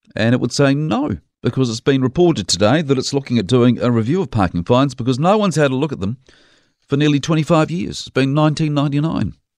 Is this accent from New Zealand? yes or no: yes; Dunedin, Otago, New Zealand; now in Christchurch, New Zealand; When I was a kid growing up in Dunedin